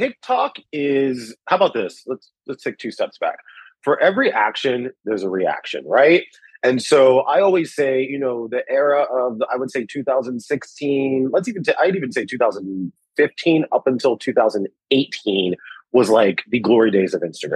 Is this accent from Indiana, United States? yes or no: no; Washington, District of Columbia, United States; moved away as an adult; also born or lived in New York; Growing up in Washington, D.C., political environment, lots of journalism happening